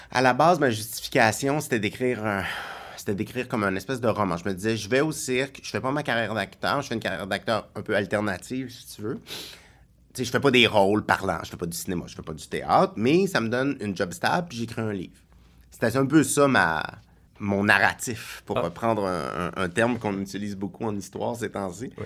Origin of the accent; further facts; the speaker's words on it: Longueuil, Quebec, Canada; also born or lived in Brossard / Montreal; J'ai été élevé à Longueuil et à Brossard.